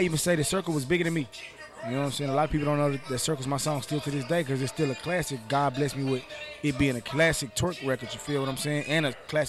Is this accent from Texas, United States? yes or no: yes; Dallas, Texas, United States; I'm from Dallas, Texas, the Lone Star, Texas, Dallas, Texas, Triple D, Texas